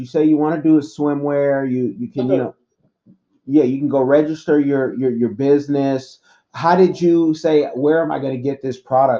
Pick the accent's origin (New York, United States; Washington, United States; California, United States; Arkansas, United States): California, United States; Oakland; And I'm from Oconda. I don't know if you know where that is. Oconda is East Oakland